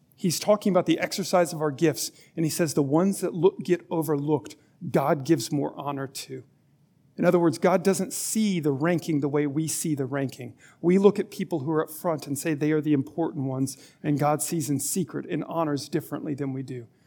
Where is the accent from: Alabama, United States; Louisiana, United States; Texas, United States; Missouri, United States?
Alabama, United States; I was born in Alabama